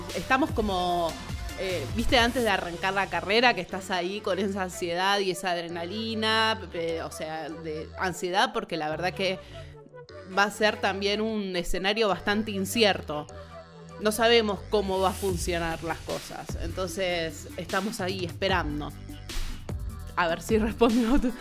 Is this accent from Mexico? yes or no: no; Argentina; nosotros somos Argentina